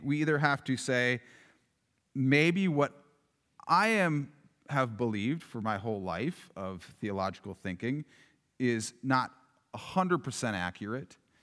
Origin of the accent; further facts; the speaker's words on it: Yankton, South Dakota, United States; growing up in Yankton, it was like, it was just right across the river